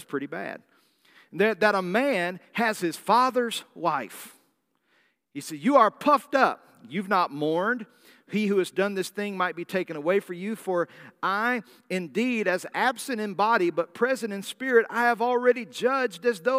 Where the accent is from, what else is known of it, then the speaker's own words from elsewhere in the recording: the South, United States; I'm from the South. I'm from the deep South. We don't like tea unless it tastes like pancake syrup.